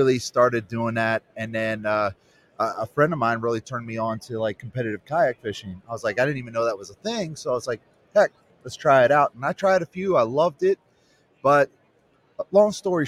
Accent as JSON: {"language": "English", "country": "United States", "tie": "born or raised there", "said": "I grew up on the Chesapeake Bay"}